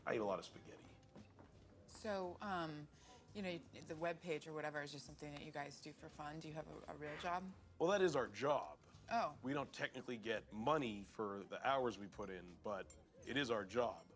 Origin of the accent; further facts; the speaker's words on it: Vancouver, British Columbia, Canada; I'm Canadian.